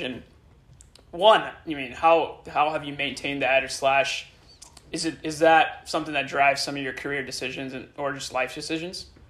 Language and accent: English; Illinois, United States; now in San Francisco, United States; growing up in Illinois